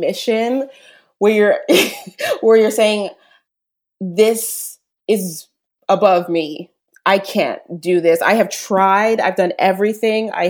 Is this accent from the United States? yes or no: yes; United States; being raised an American too